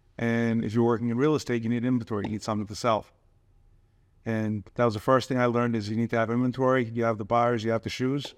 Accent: Forest Hills, New York, United States; Originally from Forest Hills, which is not too far away from Flushing.

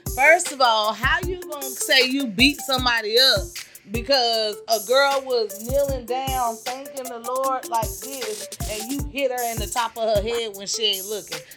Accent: Georgia, United States; Georgia. Sorry, my hometown

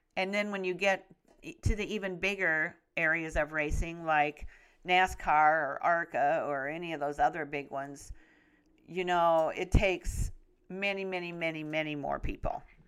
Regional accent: West Central Illinois, United States; a little girl growing up in West Central Illinois

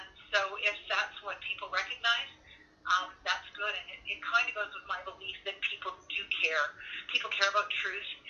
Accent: Windsor, Ontario, Canada; moved away as an adult; I grew up in Windsor

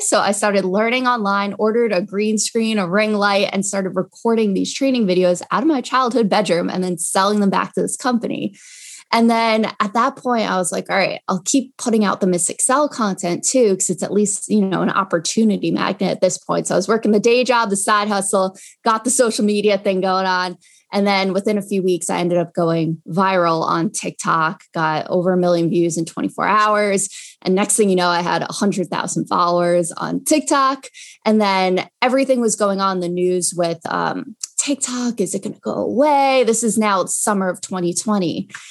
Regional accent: Long Island, New York, United States; also born or lived in Binghamton, New York; I'm from Long Island

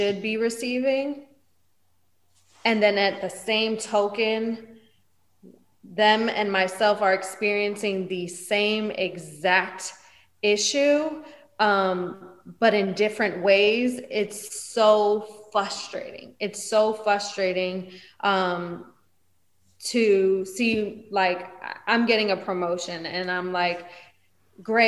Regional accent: East Coast, United States; I'm from the East Coast

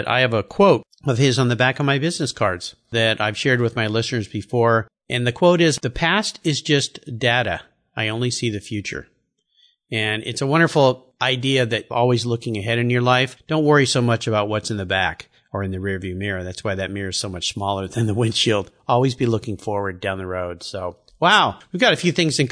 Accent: Southern California, United States; I grew up surfing in Southern California

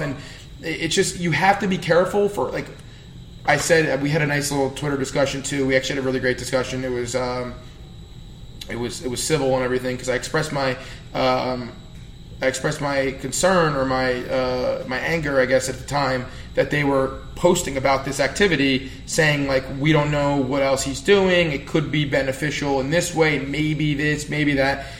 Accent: New Jersey, United States; accent: Jersey; my Jersey accent

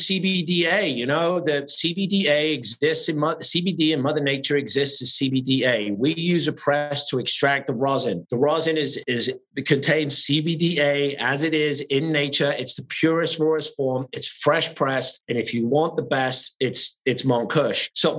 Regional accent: England, United Kingdom; moved away; I came from England with nothing 30 years ago.

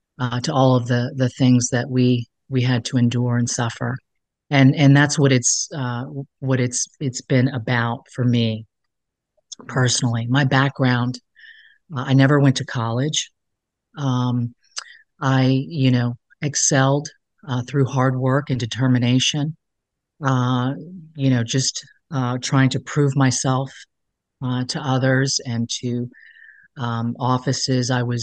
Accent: Alexandria, Virginia, United States; I grew up in Alexandria, Virginia, as a child. I moved around a lot. But I consider, you know, Alexandria to really be my home base

